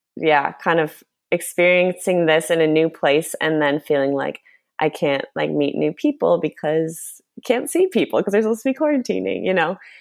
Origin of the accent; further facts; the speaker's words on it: Chicago, Illinois, United States; moved away as an adult; also born or lived in Argentina; now in Los Angeles, United States; I grew up in Chicago, lived there my whole life except for one year I lived in Argentina